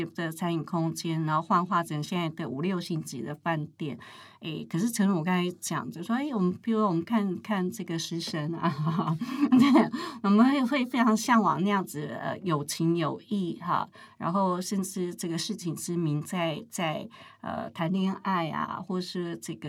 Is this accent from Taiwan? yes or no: yes; Taichung, Taiwan; 因为也不晓得为什么我们台中人对空间是比较奢侈的哈，